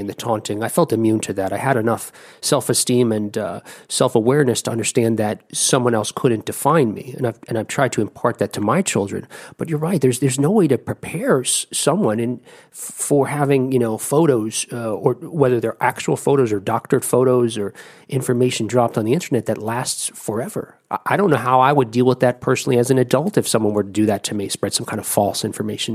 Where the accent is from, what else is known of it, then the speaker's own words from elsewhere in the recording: New Jersey, United States; moved away; I'm originally from New Jersey